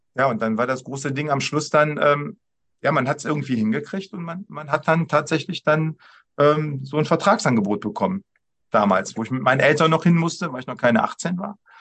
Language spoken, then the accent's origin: German; Düsseldorf, North Rhine-Westphalia, Germany; als Düsseldorfer